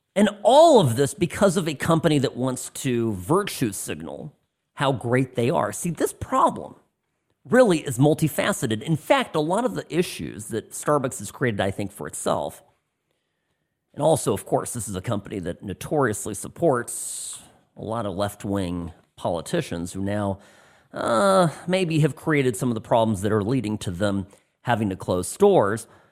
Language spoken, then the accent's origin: English; California, United States; moved away as an adult; now in Las Vegas, United States; my past life as a Californian